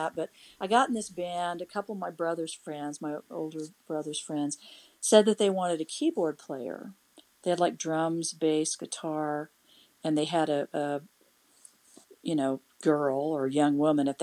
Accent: Emporia, Kansas, United States; also born or lived in Topeka, Kansas / Lawrence, Kansas; from Topeka to Emporia, Kansas, and that's where I spent my growing up years until I moved to Lawrence

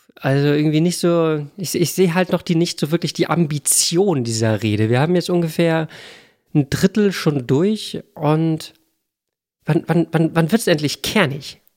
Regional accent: Hamburg, Germany; Ich komme aus Hamburg.

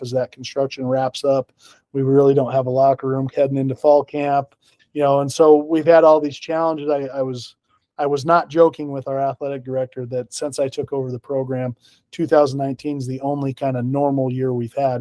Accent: Pocatello, Idaho, United States; moved away as an adult; also born or lived in North Dakota / Medford, Oregon; now in Washington, United States; I'm originally from Pocatello, Idaho

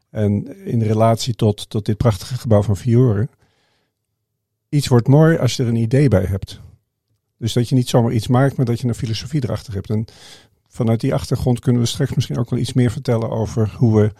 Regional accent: Indonesia; born there; Maar ik ben de zoon van een zendeling. En ik ben in Indonesië geboren. Mijn, mijn vader was zendingsarts.

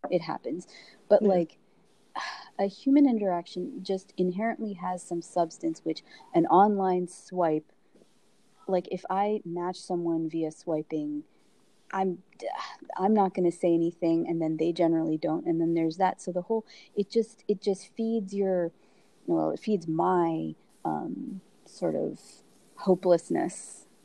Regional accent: United States; I was born in America

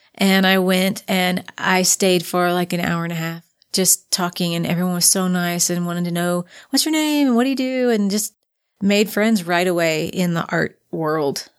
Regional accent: Frankfort, Kentucky, United States; moved away as an adult; also born or lived in southern Indiana; now in Utah, United States; moved to Frankfort, Kentucky, which is the capital city

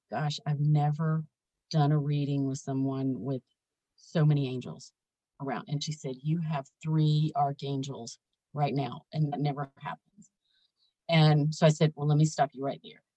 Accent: the South, United States; growing up in the South

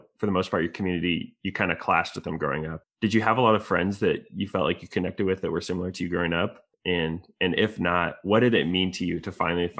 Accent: Iowa City, Iowa, United States; growing up in Iowa City

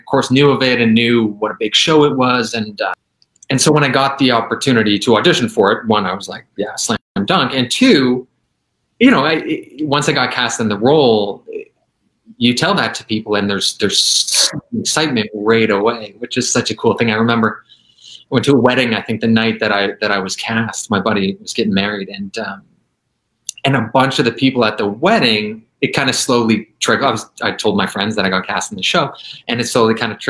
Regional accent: Vancouver, British Columbia, Canada; moved away; I was born in Vancouver

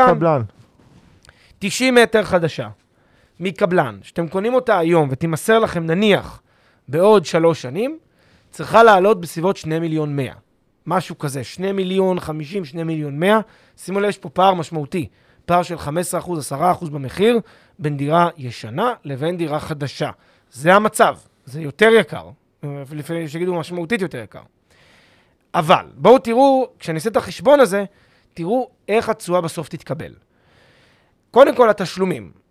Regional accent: Petah Tikva, Central District, Israel; אוהב את פתח תקווה. אני גדלתי שם.

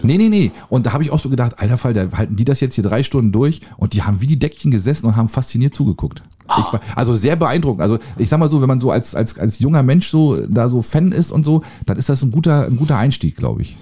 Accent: Germany; als Deutscher

